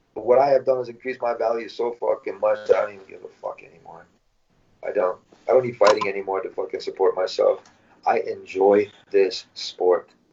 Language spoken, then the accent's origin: English; Michigan, United States; moved away as an adult; now in California, United States; since I moved to California. I'm from Michigan, California